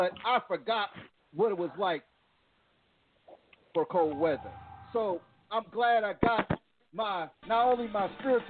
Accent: Plainfield, New Jersey, United States; moved away; my hometown, Plainfield, New Jersey.

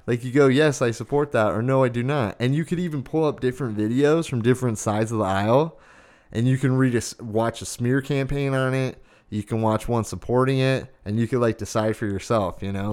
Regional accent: Arizona, United States; growing up in Arizona, like, I remember going out and shooting guns when I was a teenager.

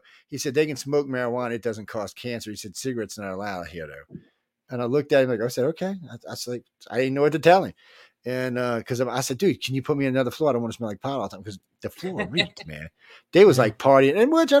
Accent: New Orleans, Louisiana, United States; I said, hey, I'm from New Orleans.

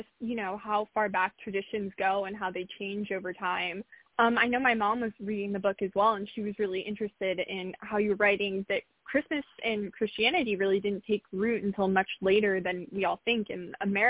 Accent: California, United States; as a Californian, it's exciting.

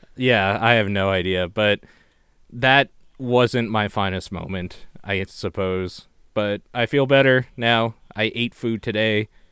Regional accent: Canada; I'm Canadian

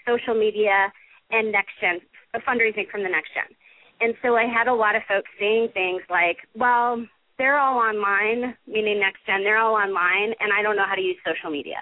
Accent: Wisconsin, United States; also born or lived in San Diego / San Francisco / New York; now in Colorado, United States; I grew up in Wisconsin in a family that was incredibly focused on volunteerism

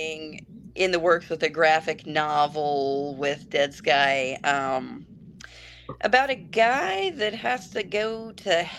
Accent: Arizona, United States; growing up in Arizona, you know, the West is just in our blood

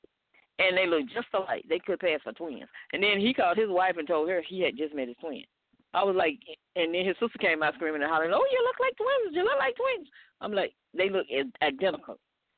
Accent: Alabama, United States; Because I'm from Alabama.

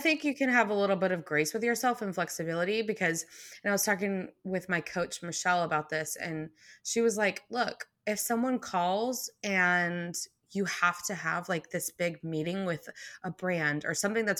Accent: McKinney, Texas, United States; So I grew up in McKinney, North Dallas, or North Texas, really.

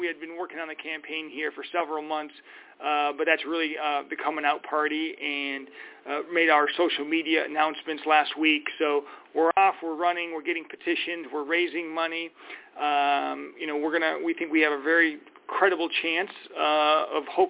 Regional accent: Minnesota, United States; moved away as an adult; now in Arizona, United States; I grew up in Minnesota

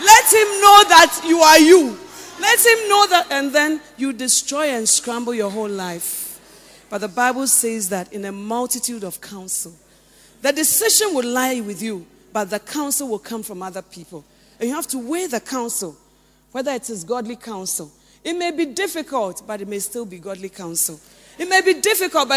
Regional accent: Western Region, Ghana; I came from the Western region.

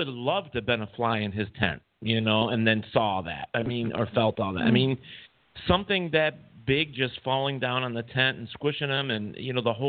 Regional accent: New York, United States; we're from New York.

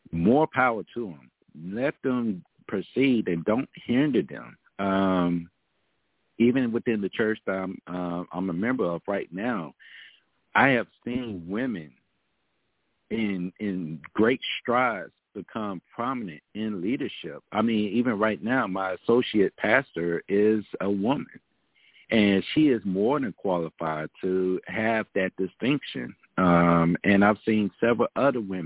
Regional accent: Arkansas, United States; moved away; my pastors and my leaders from my hometown church back home in Arkansas

